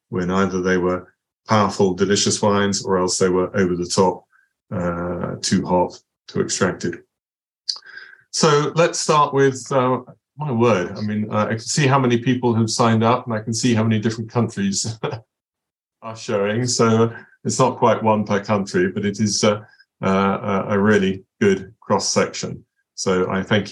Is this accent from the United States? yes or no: no; Basingstoke, South East England, United Kingdom; Basingstoke, my hometown